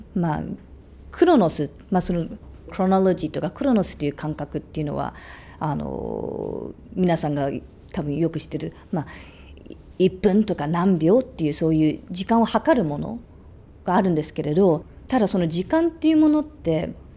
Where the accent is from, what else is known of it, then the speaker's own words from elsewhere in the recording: Australia; moved away; オーストラリアで育った